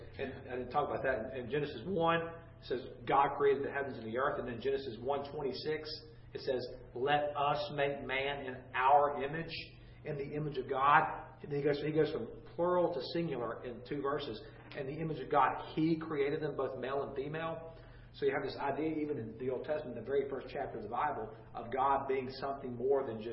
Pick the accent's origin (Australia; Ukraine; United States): United States; Gainesville, Florida; I grew up in Gainesville, Florida, and the Suwannee River